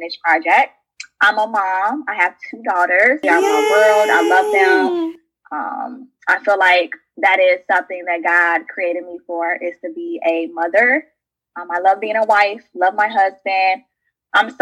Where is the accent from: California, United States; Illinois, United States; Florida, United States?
Illinois, United States; Chicago; moved away as an adult; now in St. Louis, United States; I was born and raised in the south suburbs of Chicago. So I am a Chicago girl